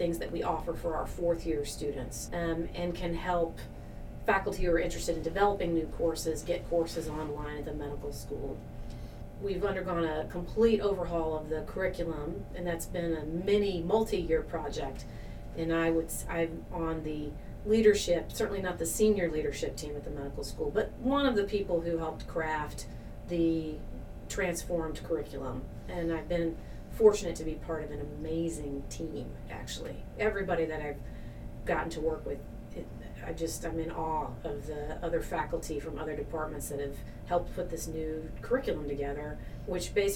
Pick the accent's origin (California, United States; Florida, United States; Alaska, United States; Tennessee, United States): Tennessee, United States; moved away as an adult; now in Wisconsin, United States; although I'm originally from Tennessee